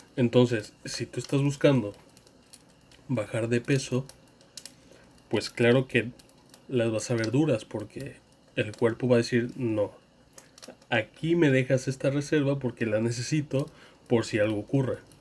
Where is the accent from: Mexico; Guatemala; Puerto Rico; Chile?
Mexico; en mi país, México